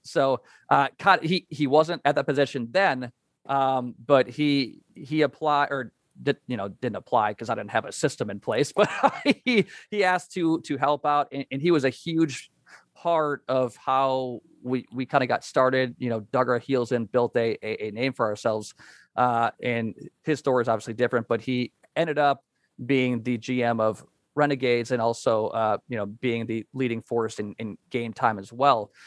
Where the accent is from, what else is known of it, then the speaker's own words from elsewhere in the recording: Wisconsin, United States; now in Kansas, United States; I'm currently in Kansas, uh, grew up and learned about life in Wisconsin